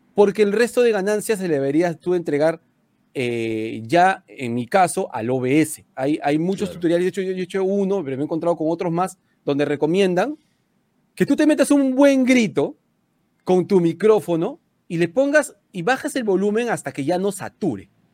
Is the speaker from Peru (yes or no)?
yes; Peru